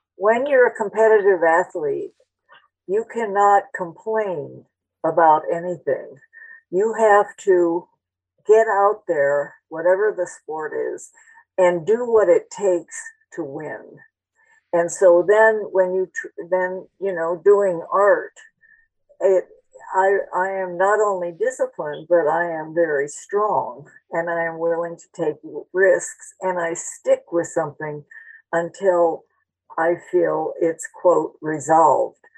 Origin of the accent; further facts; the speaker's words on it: Phoenix, Arizona, United States; also born or lived in Spain; when I was growing up in Phoenix